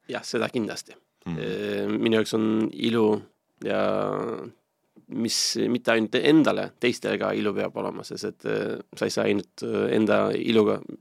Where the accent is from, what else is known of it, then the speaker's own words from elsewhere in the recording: Turkey; Estonian is a second language; moved away as an adult; also born or lived in Istanbul, Turkey; now in Estonia; mina kasvasin selle Musta mere äärest äh, Istanbulis kolmsada kilti kaugel ühes linnas